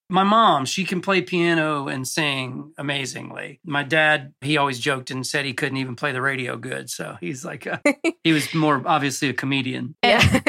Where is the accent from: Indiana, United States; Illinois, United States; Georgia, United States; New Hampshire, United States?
Georgia, United States; Cartersville; moved away as an adult; also born or lived in Rome, Georgia / Los Angeles; I grew up in North Georgia in a town called Cartersville.